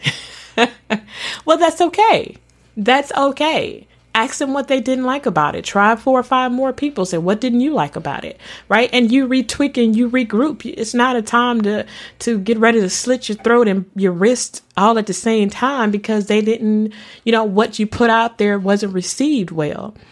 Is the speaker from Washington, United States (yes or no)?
no; Mississippi, United States; accent: country; I'm from Mississippi. I am from the South